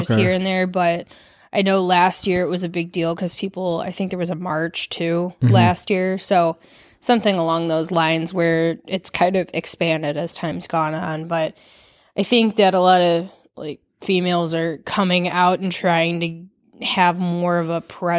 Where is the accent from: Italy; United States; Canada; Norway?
United States; Farmington, Michigan; I did. I grew up in Michigan.